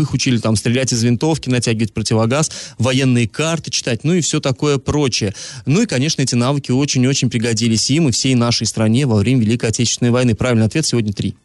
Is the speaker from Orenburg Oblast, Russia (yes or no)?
yes; Energetik, Orenburg Oblast, Russia; moved away; с моей малой родины вести приходят, в поселке Энергетик